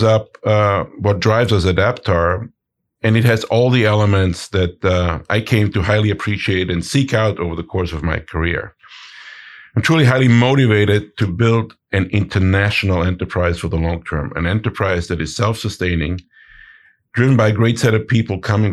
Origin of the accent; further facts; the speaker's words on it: Innsbruck, Tyrol, Austria; moved away; So both my wife and I, we hail from Innsbruck in Austria. So we grew up in the middle of the Austrian Alps